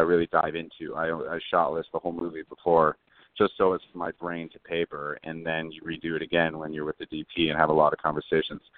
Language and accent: English; Los Angeles, California, United States; I'm from Los Angeles